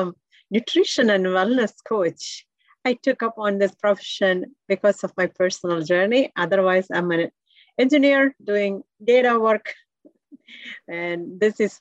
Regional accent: India; moved away as an adult; now in United States; I came from India, and my background is in electrical engineering

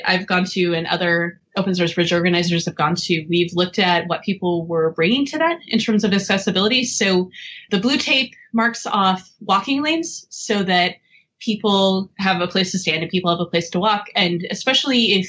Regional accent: Portland, Oregon, United States; I grew up in Portland

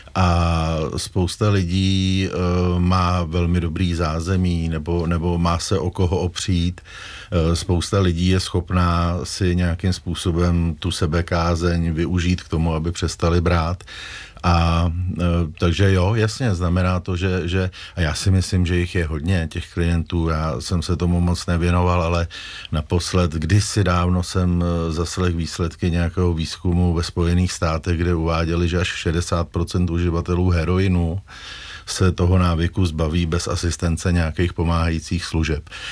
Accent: Prague, Czechia; Já jsem vyrůstal kousek od Prahy, tak ten prostor byl prostě horní počernice

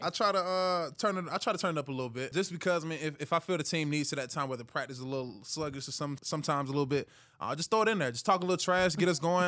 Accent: Hiram, Georgia, United States; moved away; I'm from Hiram, Georgia

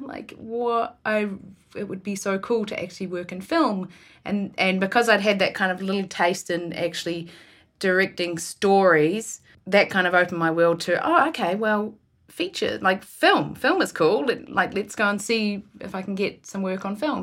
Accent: Ward, Marlborough, New Zealand; now in Vancouver, Canada; I was born and raised in a tiny town, which is, um, which is called Ward, and there was about a hundred people in our town.

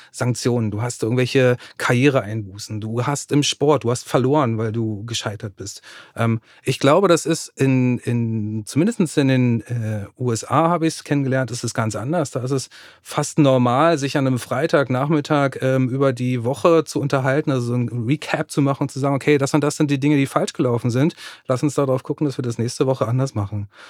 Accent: Germany; bei uns in Deutschland, in Westeuropa

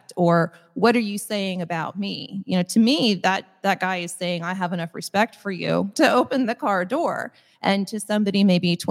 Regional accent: Midwest, United States; I'm just from the Midwest

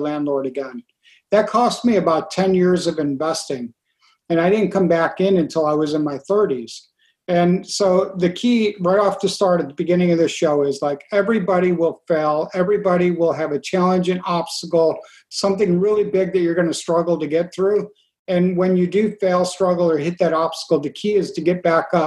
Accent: New York, United States; where we grew up in New York State

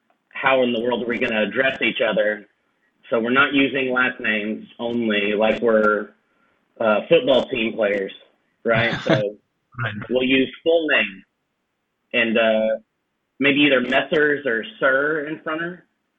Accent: Texas, United States

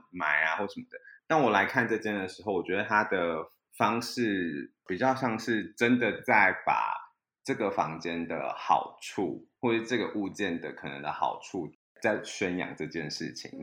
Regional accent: Kaohsiung, Taiwan; now in Taipei, Taiwan; 因为我是高雄人

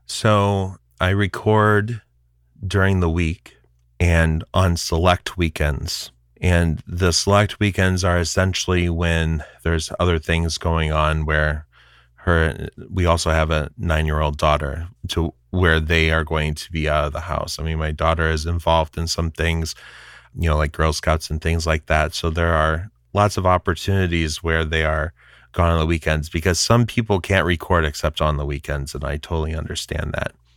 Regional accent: Kankakee, Illinois, United States; now in Bedford, Massachusetts, United States; I grew up just outside of Chicago in a town called Kankakee, Illinois

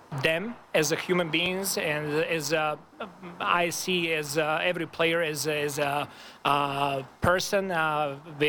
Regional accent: Serbia; moved away as an adult; now in Toronto, Canada; my hometown

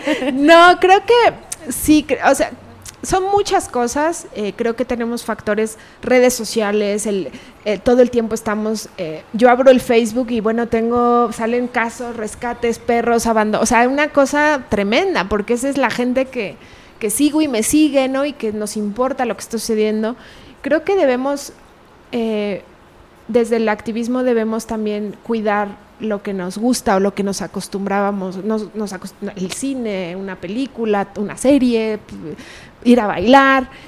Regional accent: Pachuca, Hidalgo, Mexico; moved away as an adult; now in Guadalajara, Mexico; yo nací en Hidalgo, Pachuca Hidalgo

